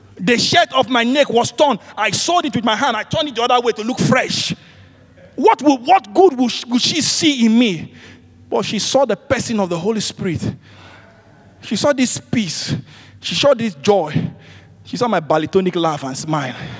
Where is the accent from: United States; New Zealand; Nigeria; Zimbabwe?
Nigeria; I'm from Nigeria.